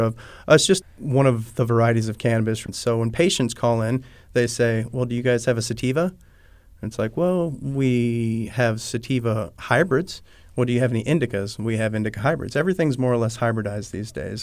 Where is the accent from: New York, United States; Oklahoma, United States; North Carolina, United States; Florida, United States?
Florida, United States; Pahokee; also born or lived in California / Colorado; I'm Florida born. I'm from Pahokee, Florida.